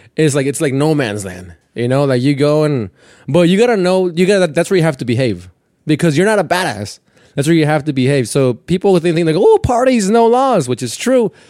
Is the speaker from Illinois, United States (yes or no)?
no; Perris, California, United States; first language Spanish; English is a second language; moved away as an adult; also born or lived in Mexico; now in Queens, New York, United States; I'm from Paris, from Paris, California, which is like, probably like almost two hours from Mexico